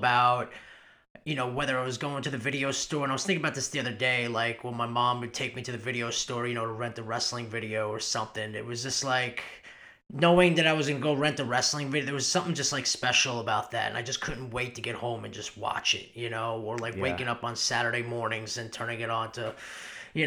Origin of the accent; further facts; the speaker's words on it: Long Island, New York, United States; moved away as an adult; also born or lived in Louisville, Kentucky; I was born in Long Island, New York. I was born and raised there